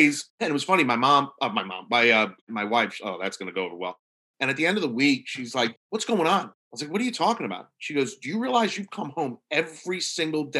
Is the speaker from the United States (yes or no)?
yes; New York, United States; now in Norfolk, Virginia, United States; I'm from New York, even though I work down in Virginia